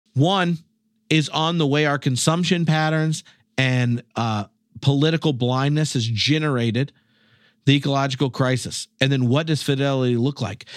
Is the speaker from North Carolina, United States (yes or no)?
yes; North Carolina, United States; moved away as an adult; now in Scotland; I'm from North Carolina